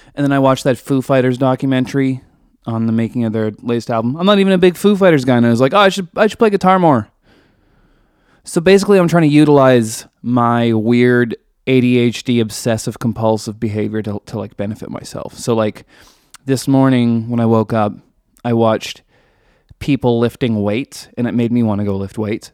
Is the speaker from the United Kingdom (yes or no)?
no; Canada; I'm Canadian